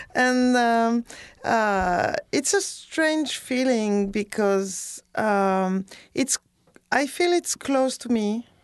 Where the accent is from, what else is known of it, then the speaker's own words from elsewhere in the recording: near Bordeaux, Nouvelle-Aquitaine, France; also born or lived in West Indies / Paris; now in Chicago, United States; I grew up in a chalet near Bodo